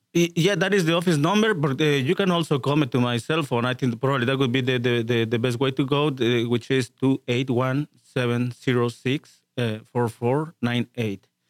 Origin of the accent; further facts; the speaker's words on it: Mexico; moved away as an adult; also born or lived in Chicago / Houston area; now in Houston, United States; I have a, work in all my professional life down there in Mexico, except for the last ten years when we came to the U.S